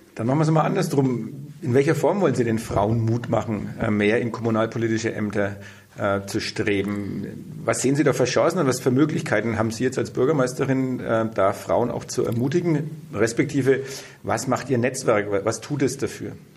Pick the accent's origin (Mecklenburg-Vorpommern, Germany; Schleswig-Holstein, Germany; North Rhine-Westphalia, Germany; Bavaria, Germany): Bavaria, Germany; Bad Windsheim; ich komme ja auch vom Land, also ich komme aus Bad Windsheim